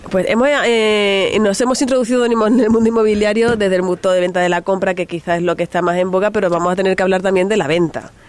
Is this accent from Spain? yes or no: yes; Spain; accent: canaluz (Canarian-Andalusian mix); also born or lived in Andalusia / Canary Islands; yo tengo el acento cana, canaluz